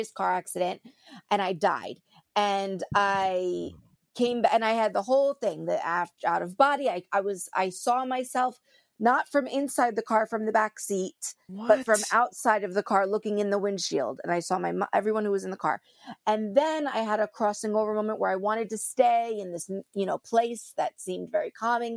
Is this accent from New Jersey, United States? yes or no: yes; New Jersey, United States; I am from New Jersey.